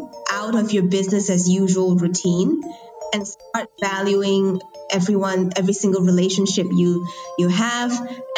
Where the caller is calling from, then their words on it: Kuala Lumpur, Federal Territory of Kuala Lumpur, Malaysia; I am recording here from Kuala Lumpur, Malaysia.